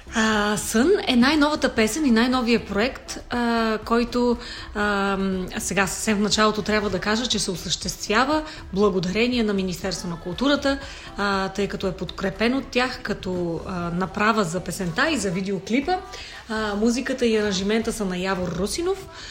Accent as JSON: {"language": "Bulgarian", "town": "Vratsa", "region": "Vratsa Province", "country": "Bulgaria", "tie": "born or raised there", "moved": "yes", "lives_now": "Sofia, Bulgaria", "said": "аз вече съм такава принадена софиянка, която така се смятам, но дълги години вече живея в София, иначе съм родом от Враца."}